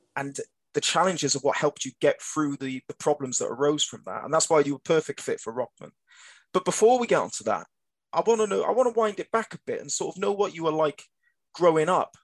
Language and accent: English; Cardiff, Wales, United Kingdom; I'm only from Cardiff